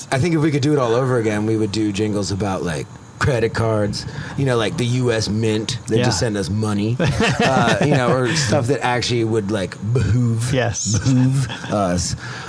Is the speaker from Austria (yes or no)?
yes; Vienna, Austria; now in United States; I grew up overseas, so not as much.